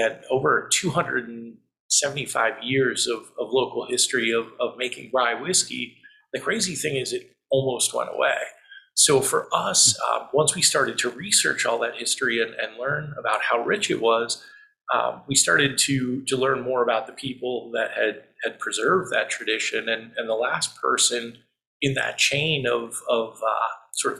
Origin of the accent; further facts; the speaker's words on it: Lancaster County, Pennsylvania, United States; also born or lived in New York City; I was born and raised here in Lancaster County.